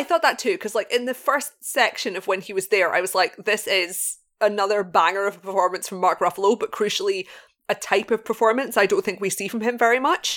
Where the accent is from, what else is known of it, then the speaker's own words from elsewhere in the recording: Glasgow, Scotland, United Kingdom; Glasgow, of course, being my hometown in Scotland